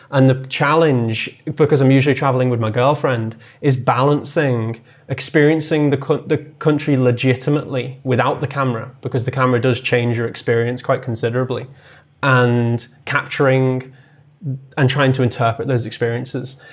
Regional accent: the Wirral, North West England, United Kingdom; I grew up on the Wirral, um, which is a small, it's a small peninsula just south of Liverpool

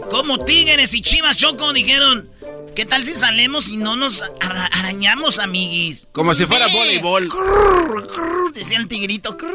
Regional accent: Jalisco, Mexico; No, yo soy de Jalisco, pero no soy de Guadalajara.

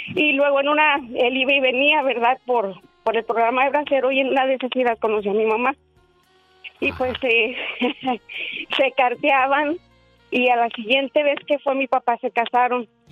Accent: Durango, Mexico; somos originarios de Durango

